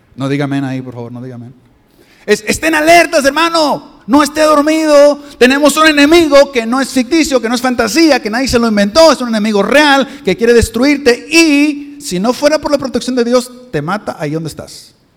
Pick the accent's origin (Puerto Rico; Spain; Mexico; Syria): Mexico; moved away; yo soy de México